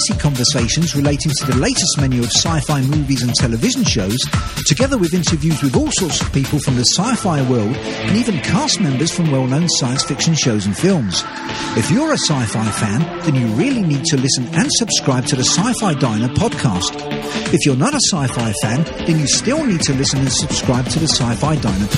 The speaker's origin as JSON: {"language": "English", "country": "United Kingdom", "said": "you've probably guessed from my accent that I'm a Brit."}